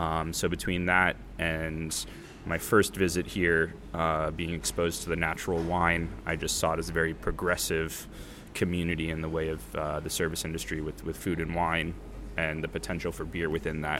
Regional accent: United States; moved away as an adult; also born or lived in San Diego; now in Copenhagen, Denmark; being an American

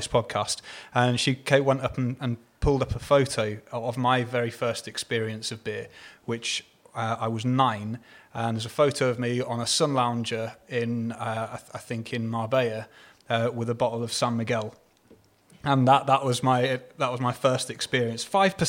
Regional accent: East of England, United Kingdom; I mean, again, I'm originally from Hertfordshire, but I lived here again much longer than I've not lived here.

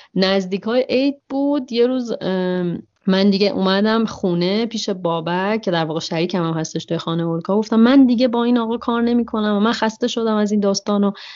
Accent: Iran; من یه دختر بکپکر ایرانی هستم

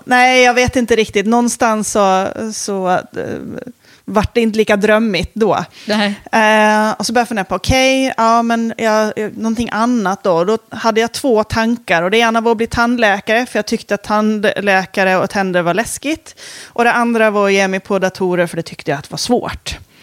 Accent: Åland Islands; jag kommer från Åland

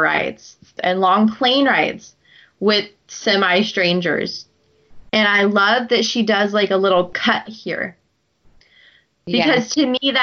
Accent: Midwest, United States; moved away; also born or lived in the South; Growing up in the Midwest and then moving to the South

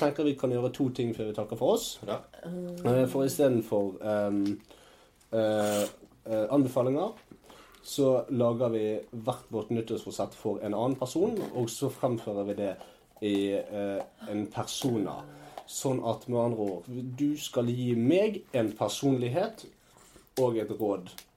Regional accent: Stavanger, Rogaland, Norway; vi er fra Stavanger begge

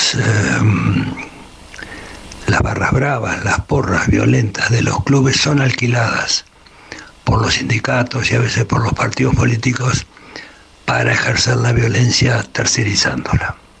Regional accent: Argentina; moved away; mi país de origen es Argentina

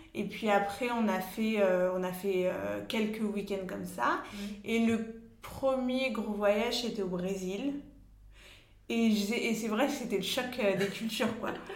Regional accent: Paris, Île-de-France, France; je suis parisienne

